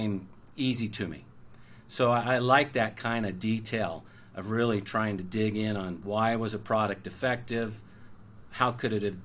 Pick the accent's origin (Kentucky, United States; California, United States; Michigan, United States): California, United States; Orange County; I grew up in Orange County, which is sort of conservative.